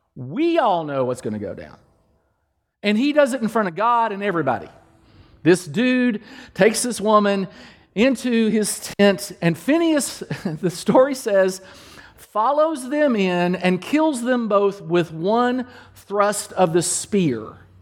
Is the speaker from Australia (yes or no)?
no; Danville, Kentucky, United States; moved away; in Kentucky, back in Kentucky, my hometown, in Danville, Kentucky, I'm, I'm Lawrence and Carolyn …'s boy